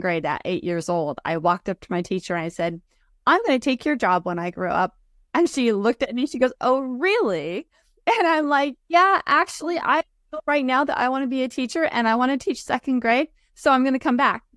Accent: Oregon, United States; I was born and raised here in Oregon

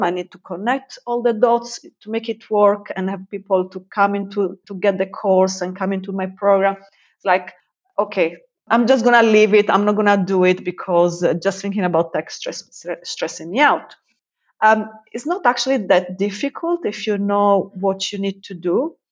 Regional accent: Italy; now in United Kingdom; I'm based in the UK and I spend there most of my time, but I'm from Italy

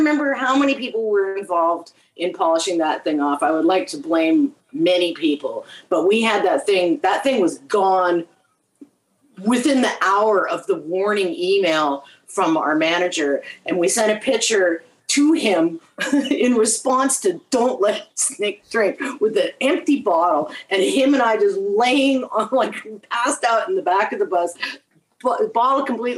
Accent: Canada; I'm Canadian

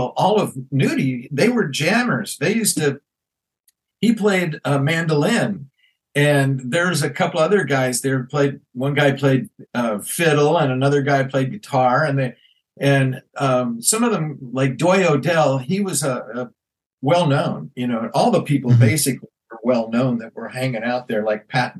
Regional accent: Ireland; And I thought, growing up in Ireland, you didn't get forced to play violin another way.

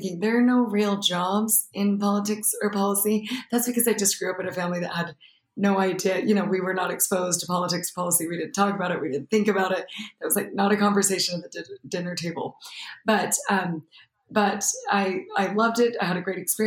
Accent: Utah, United States; moved away as an adult; also born or lived in Columbus, Ohio / Richmond, Virginia; we moved back to Utah, where we were both from

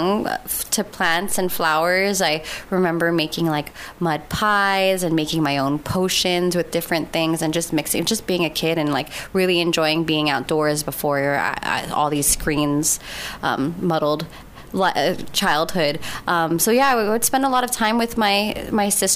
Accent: Guam; also born or lived in Texas, United States; I'm Chamorro, but I was born in the States, but mostly raised here on the island

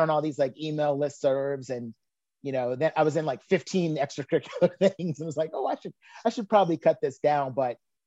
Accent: Danville, Virginia, United States; I grew up in Danville

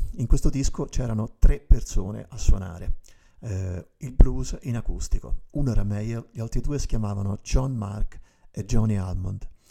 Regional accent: Tuscany, Italy; sono toscano

